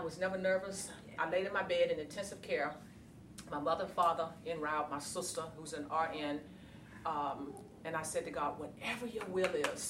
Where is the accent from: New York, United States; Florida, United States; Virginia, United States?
Virginia, United States; Growing up in a small town in Virginia, I was that chick.